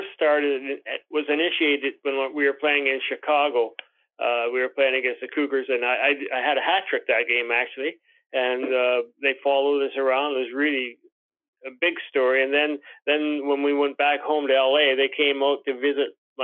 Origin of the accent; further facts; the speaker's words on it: Winnipeg, Manitoba, Canada; moved away; also born or lived in Amherst, Nova Scotia / Los Angeles; growing up in Winnipeg